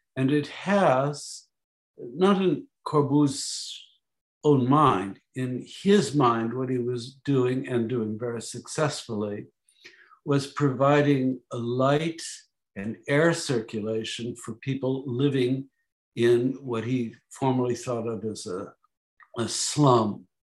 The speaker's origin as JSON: {"language": "English", "town": "Chicago", "region": "Illinois", "country": "United States", "tie": "born or raised there", "said": "grew up in Chicago."}